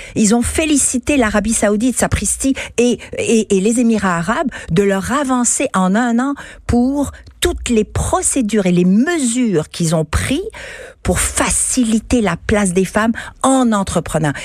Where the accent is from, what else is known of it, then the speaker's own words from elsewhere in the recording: Quebec, Canada; Je suis québécoise, canadienne, je suis femme, je suis européenne, je suis universelle, puisque je viens d'origines multiples